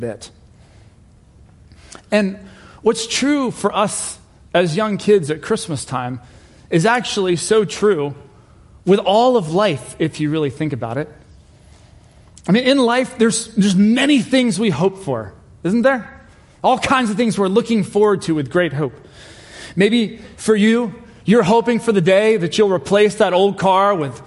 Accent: England, United Kingdom; I was born in England and my family is British

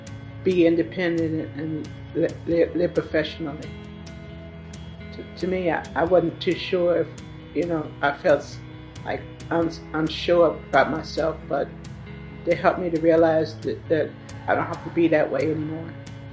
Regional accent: Virginia, United States; also born or lived in Washington, D.C.; I was born in Washington, D.C., and I lived in Deanna, Virginia, most of my life. And then I moved.

